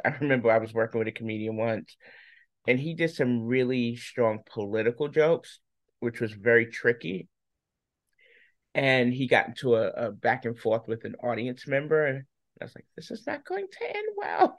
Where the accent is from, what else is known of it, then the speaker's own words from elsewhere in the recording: New York, United States; I'm a New Yorker, so we just naturally talk fast.